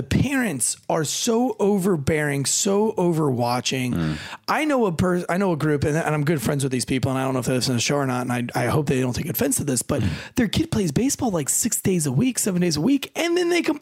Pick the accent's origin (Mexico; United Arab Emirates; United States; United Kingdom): United States; the South; I'm from the South